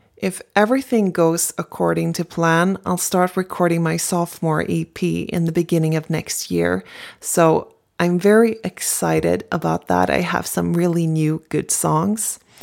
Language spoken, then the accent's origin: English; Stockholm, Stockholm County, Sweden; I'm from Stockholm, Sweden.